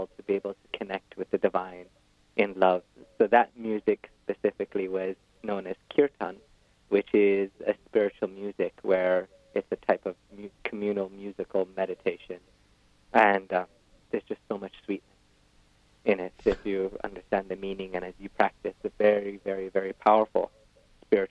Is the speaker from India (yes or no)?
yes; West Bengal, India; I grew up in West Bengal, the most likely place in the world to be eaten by a tiger in India.